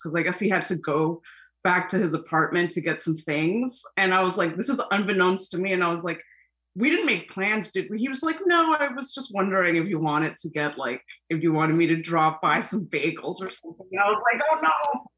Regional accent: New York City, New York, United States; I'm from Flushing

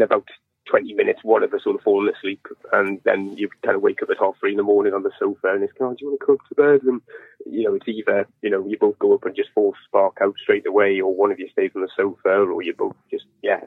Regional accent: northeast coast of England, North East England, United Kingdom; I'm from the northeast coast of England

